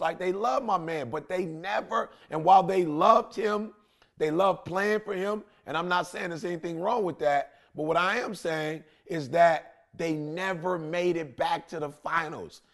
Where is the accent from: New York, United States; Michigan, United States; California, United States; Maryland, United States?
Michigan, United States; Detroit; I'm a kid from Detroit, high school dropout